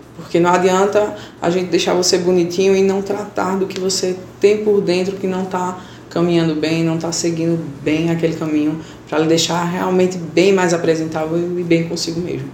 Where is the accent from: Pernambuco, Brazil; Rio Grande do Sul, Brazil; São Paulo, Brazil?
Pernambuco, Brazil; Bezerros; Sou da cidade de Bezerros